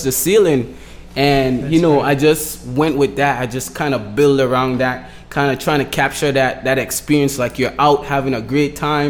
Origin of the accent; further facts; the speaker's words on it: Road Town, British Virgin Islands; moved away as an adult; also born or lived in St. Thomas, U.S. Virgin Islands; now in Miami, United States; I was raised in Tortola, which is the British Virgin Islands, which is British territory.